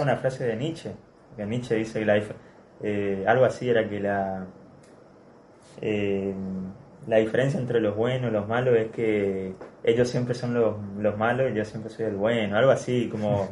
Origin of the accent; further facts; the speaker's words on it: Argentina; yo lo, lo, veo como un argentino